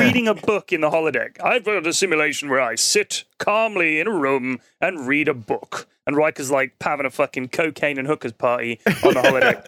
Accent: London, United Kingdom; we're both from London

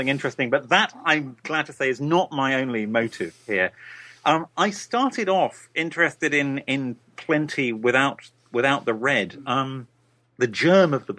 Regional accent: United Kingdom; I'm a British writer

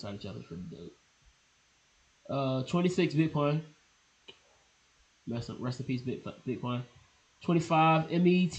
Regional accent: Portsmouth, Virginia, United States; I'm from Portsmouth.

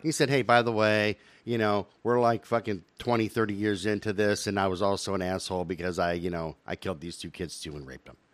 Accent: United States; as an American

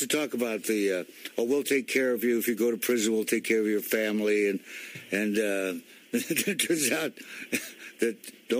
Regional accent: Walla Walla, Washington, United States; I was born and raised in Walla Walla, Washington.

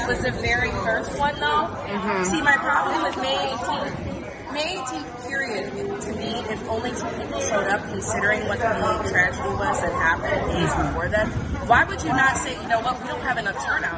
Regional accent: Buffalo, New York, United States; I am from Kaisertown. Nothing was happening in Kaisertown.

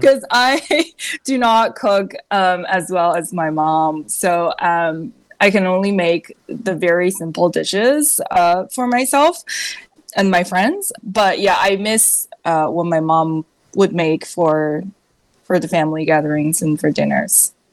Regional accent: China; moved away as an adult; also born or lived in New York, United States; now in United States; when I was growing up in China

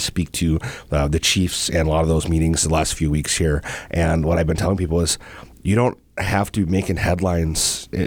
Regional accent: Cross Lake, Minnesota, United States; I grew up in the Cross Lake area

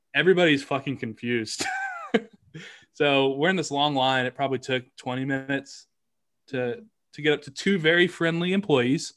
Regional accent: Kansas City, United States; I'm from Kansas City

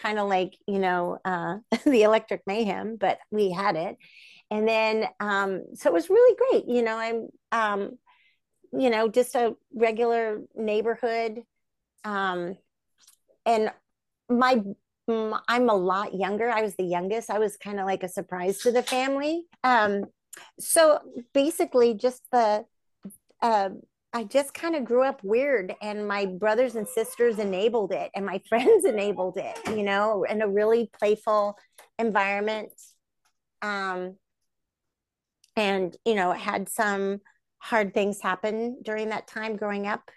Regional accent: Bay Area, Northern California, United States; I'm from the Bay Area, Northern California

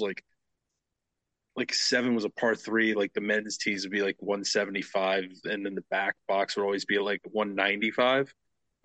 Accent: Charleston, South Carolina, United States; I grew up in Charleston

